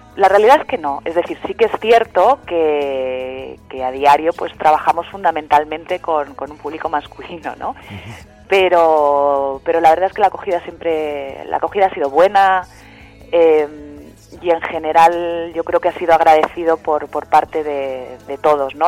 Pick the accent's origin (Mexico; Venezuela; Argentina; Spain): Spain; Madrid, Community of Madrid; also born or lived in Landes, France; now in Madrid, Spain; yo soy de Madrid, en realidad mi familia es de Madrid